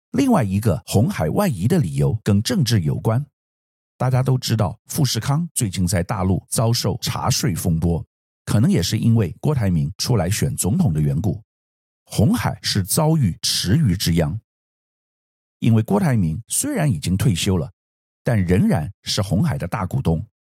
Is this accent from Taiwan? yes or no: yes; Taiwan; 我们作为台湾人，必须了解这个趋势